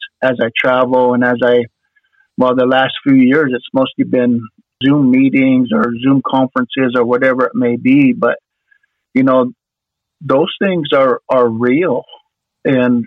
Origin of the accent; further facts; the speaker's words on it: Idaho, United States; I'm Nez Perce. I'm from Idaho